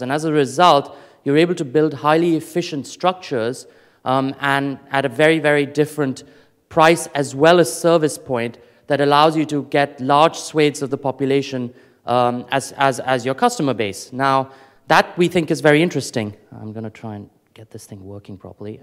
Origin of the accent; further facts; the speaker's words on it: Delhi, India; moved away; I grew up in India, um, and as a child, uh, when I was living in Delhi